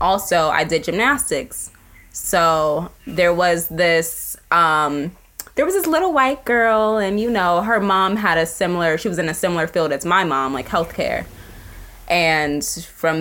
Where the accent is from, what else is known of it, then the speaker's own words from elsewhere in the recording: Ohio, United States; My family's from New York, but I grew up in Ohio.